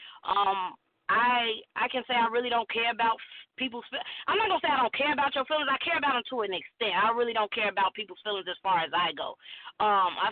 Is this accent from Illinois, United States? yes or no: yes; Chicago, Illinois, United States; growing up in Chicago